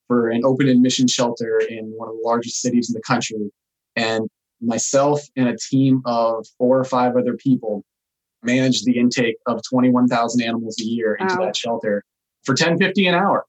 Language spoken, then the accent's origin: English; Pasco County, Florida, United States; moved away as an adult; also born or lived in Denver, Colorado / Salt Lake City, Utah; we're from Florida